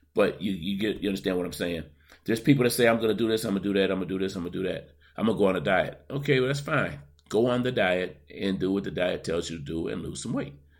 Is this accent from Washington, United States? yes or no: no; Buffalo, New York, United States; my hometown of Buffalo, New York